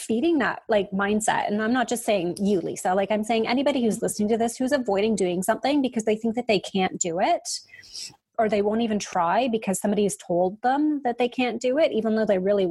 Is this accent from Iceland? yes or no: no; Canada; we're Canadian